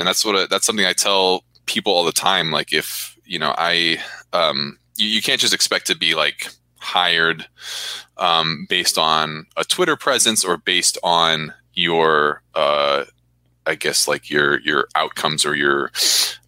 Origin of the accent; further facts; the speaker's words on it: Orange County, Southern California, United States; now in Hawaii, United States; I grew up in Southern California. Mm-hmm. Orange County.